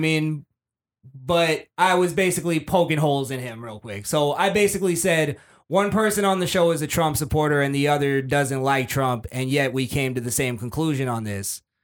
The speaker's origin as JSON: {"language": "English", "town": "Fort Lauderdale", "region": "Florida", "country": "United States", "said": "we say bra a lot because we're from Lauderdale."}